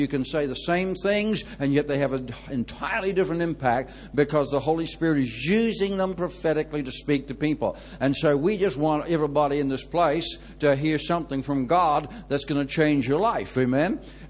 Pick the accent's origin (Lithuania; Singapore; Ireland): Ireland; So I find people relax a bit more and give me a lot more leeway when they know I'm Irish, eh?